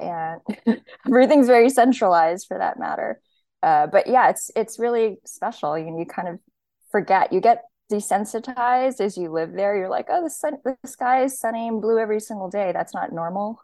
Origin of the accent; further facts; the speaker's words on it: Hawaii, United States; moved away; I grew up in Hawaii. I was born and raised there